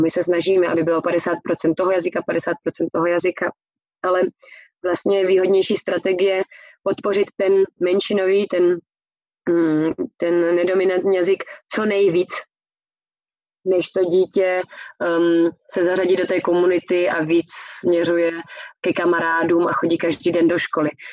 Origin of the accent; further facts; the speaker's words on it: Prague, Czechia; moved away as an adult; now in Germany; se narodila v Praze a vyrůstala jsem v Praze a žila jsem celý život v Praze